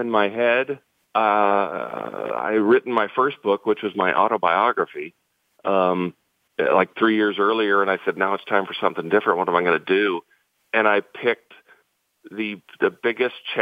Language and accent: English; St. Louis, Missouri, United States; I'm born and raised in St. Louis as the son of a Cardinal